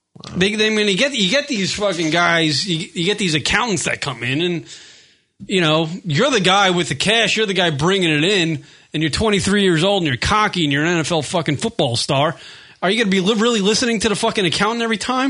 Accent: New York, United States; I'm always a New Yorker, and I'll always be a New Yorker

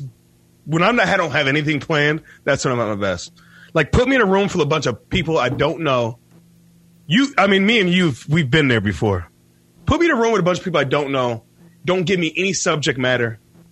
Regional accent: Detroit, Michigan, United States; I'm from Detroit.

